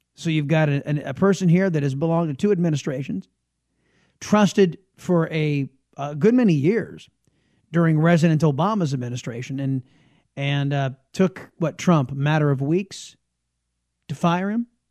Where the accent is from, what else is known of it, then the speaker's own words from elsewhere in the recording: San Diego, California, United States; now in Texas, United States; I am originally a Californian and San Diego, Californian